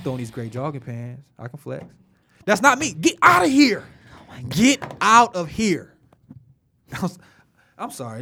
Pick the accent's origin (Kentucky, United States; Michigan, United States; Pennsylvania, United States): Michigan, United States; Detroit; growing up in Detroit